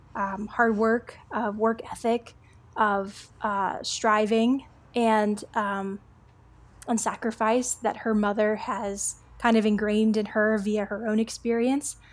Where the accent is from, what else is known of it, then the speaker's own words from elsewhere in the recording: East Coast, United States; also born or lived in South Texas border; I'm somebody who was born along the South Texas border. I grew up on the East Coast